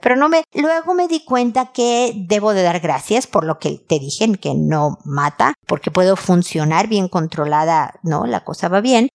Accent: Mexico; moved away as an adult; now in Chile; Soy mexicana

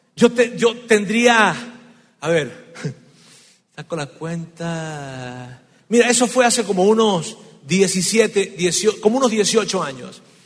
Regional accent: Venezuela; moved away; En mi tierra hay una, hay una frase, en Venezuela hay una frase que decimos así

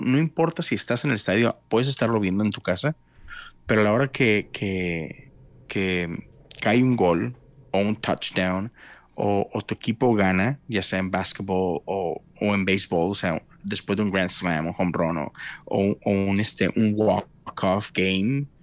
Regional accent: Monterrey, Nuevo León, Mexico; moved away as an adult; now in Houston, United States; yo nací, crecí por 30 años en México

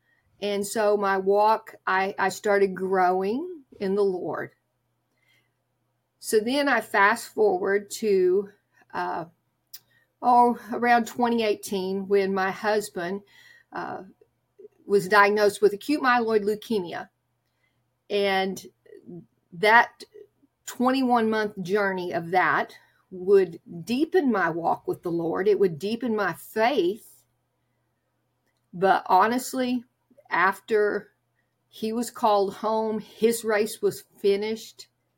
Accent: Oklahoma, United States; I was raised in Oklahoma, where I would ride a bus to church on Sunday morning.

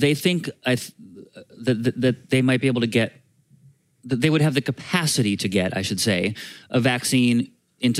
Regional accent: Vermont, United States; moved away; I grew up in Vermont

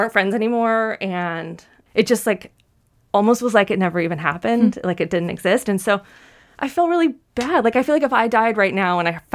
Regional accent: Nashville, Tennessee, United States; I'm from Nashville

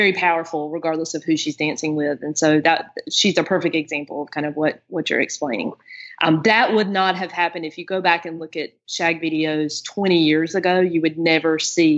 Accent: North Carolina, United States; the area that I grew up in North Carolina

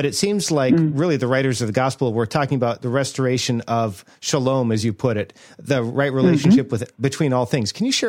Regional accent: North Dakota, United States; now in the South, United States; I grew up in North Dakota. And so I grew up so white that our racial jokes were about other white people, all of basically the same class, right? I had no context for this until I moved down to the South where I live now.

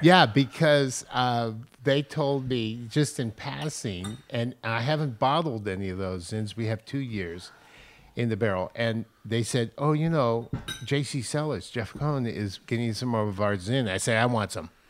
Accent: San Francisco, California, United States; growing up in San Francisco in the Marina District

